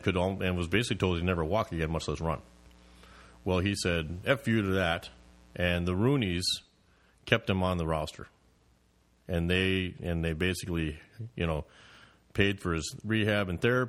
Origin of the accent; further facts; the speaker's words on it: Wisconsin, United States; We grew up in Wisconsin.